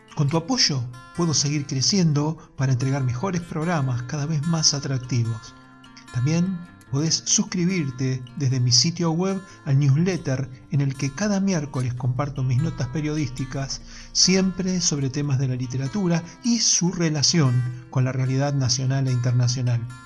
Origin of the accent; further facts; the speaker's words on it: Argentina; como somos los argentinos